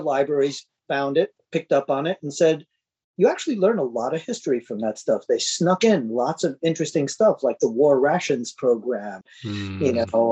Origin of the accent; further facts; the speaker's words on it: New York City, New York, United States; being a New Yorker